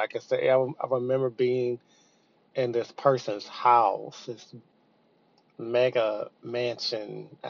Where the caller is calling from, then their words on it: Texas, United States; I'm calling from Texas.